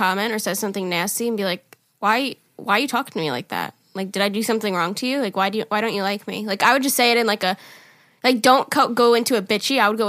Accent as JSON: {"language": "English", "region": "New York", "country": "United States", "also_born_or_lived": "Florida / Utah", "moved": "yes", "said": "I'm from New York, you know?"}